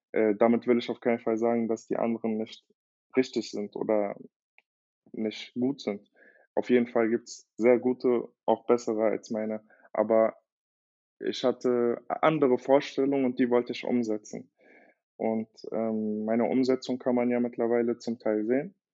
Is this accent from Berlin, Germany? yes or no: yes; Berlin, Germany; ich bin äh, 26 Jahre alt und ich komme aus Berlin ursprünglich, habe brasilianische Wurzeln